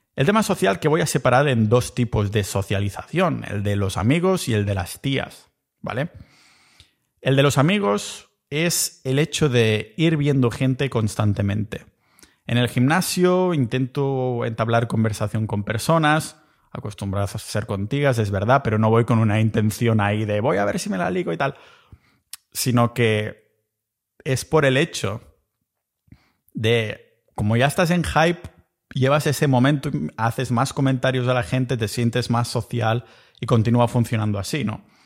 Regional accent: Catalonia, Spain; accent: Catalan; moved away as an adult; now in Estonia; yo que soy originariamente de Cataluña

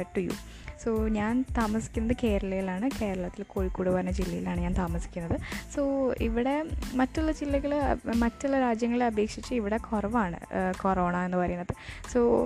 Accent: Malayali, Kerala, India; ഞാനൊരു മലയാളിയാണ് I M A Malayali

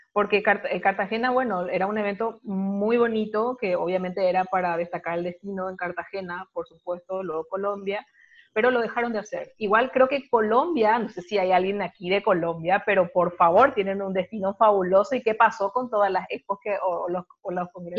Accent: Paraguay; yo soy paraguaya

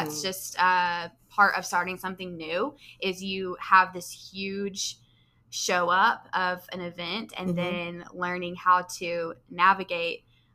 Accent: Sherman, United States; moved away as an adult; also born or lived in Southern California; When I moved back home after that, I found this is my hometown

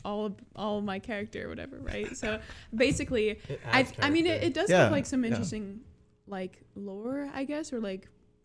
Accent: New Mexico, United States; now in Hawaii, United States; I'm from New Mexico.

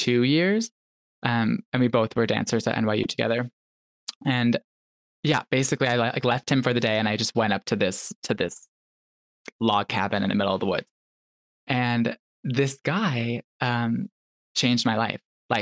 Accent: Chicago, Illinois, United States; moved away as an adult; also born or lived in New York City; I grew up in Chicago, like in the North Shore of Chicago, like the northern suburbs

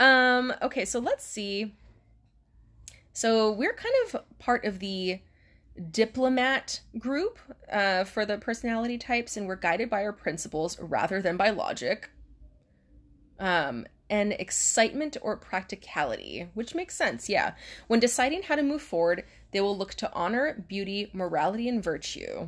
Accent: Hawaii, United States; we're from Hawaii.

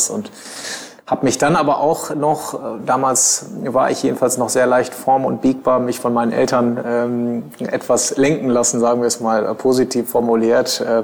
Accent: Bielefeld, North Rhine-Westphalia, Germany; habe die Schullaufbahn äh, damals in, in Bielefeld, ich komme aus Bielefeld gebürtig, genau, habe äh, 2002 mein Abitur gemacht

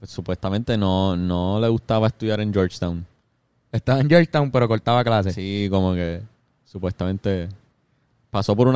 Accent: Puerto Rico; año muy importante para la historia de Puerto Rico porque se firma el Tratado de París. En donde nosotros terminamos siendo un territorio americano.

